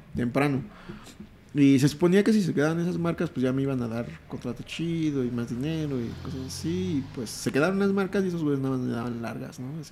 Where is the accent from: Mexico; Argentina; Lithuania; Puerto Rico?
Mexico; Mexico City; crecí toda la vida en Iztapalapa